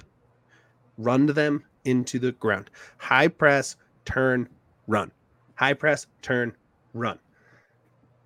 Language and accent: English; Colorado, United States; growing up in Colorado.